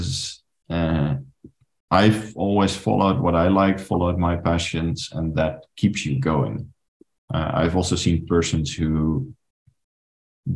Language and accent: English; Netherlands; moved away as an adult; also born or lived in Paris, France; I'm originally from the Netherlands